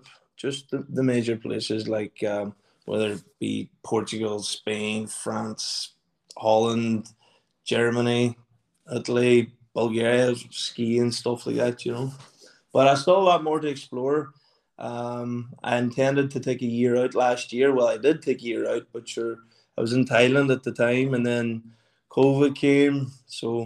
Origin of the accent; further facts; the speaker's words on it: Burnfoot, Ulster, Ireland; now in London, United Kingdom; I'm 31 from Burnfoot, based in London at the minute